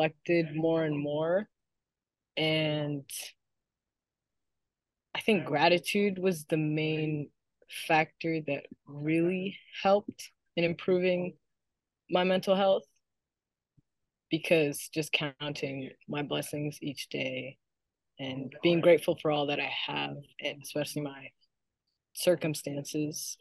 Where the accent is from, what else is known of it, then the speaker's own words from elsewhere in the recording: Alexandria, Virginia, United States; I was born and raised in Alexandria, Virginia